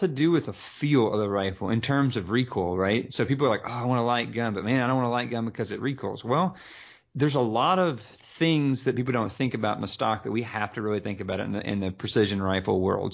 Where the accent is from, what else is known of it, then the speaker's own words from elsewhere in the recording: the South, United States; growing up in the South